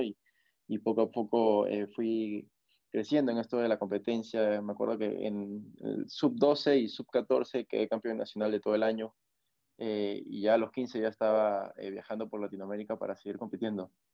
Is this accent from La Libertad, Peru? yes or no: no; Máncora, Piura, Peru; also born or lived in Lima, Peru; no nací acá en Máncora, yo nací en Lima, en la capital de, Perú, pero mis papás ya vivían acá en Máncora, entonces a los pocos meses ellos eh, me trajeron para acá, me crié acá